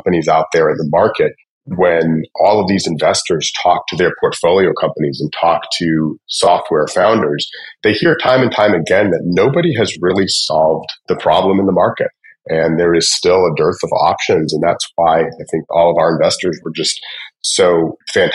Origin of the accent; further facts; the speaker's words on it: just outside of Atlanta, Georgia, United States; I grew up just outside of Atlanta, Georgia, and went to school at Georgia Tech, and have basically lived in the Atlanta area since then